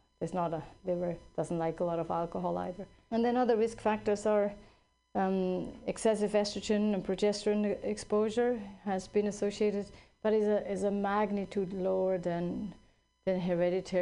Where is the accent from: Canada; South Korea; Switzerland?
Switzerland; now in California, United States; I grew up in Switzerland.